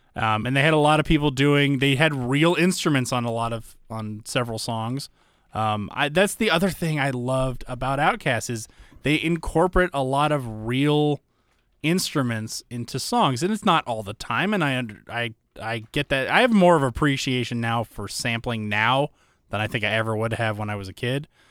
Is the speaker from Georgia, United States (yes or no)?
yes; Alpharetta, Georgia, United States; moved away; I typically say Georgia